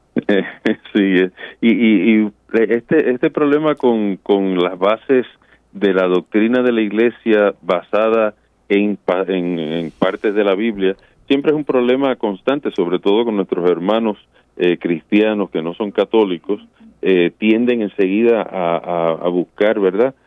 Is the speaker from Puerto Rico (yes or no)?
yes; Puerto Rico; yo me crié en Puerto Rico